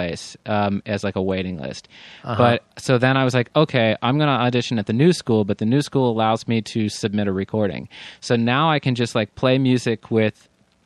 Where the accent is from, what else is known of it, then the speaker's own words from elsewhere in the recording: Pennsylvania, United States; moved away as an adult; also born or lived in Maryland / New York; I grew up in the East Coast in Pennsylvania